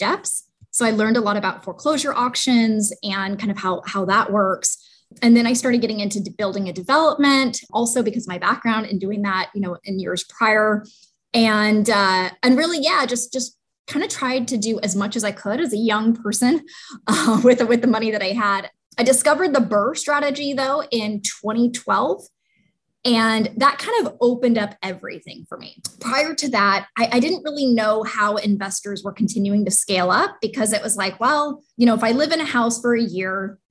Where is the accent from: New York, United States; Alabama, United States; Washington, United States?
Washington, United States; Seattle; I'm originally from Seattle, Washington, so the Pacific Northwest